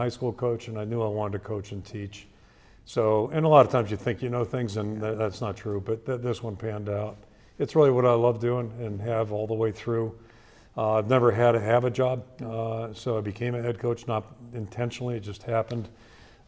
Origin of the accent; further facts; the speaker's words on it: Pittsburgh, Pennsylvania, United States; now in Iowa, United States; I grew up in Pittsburgh.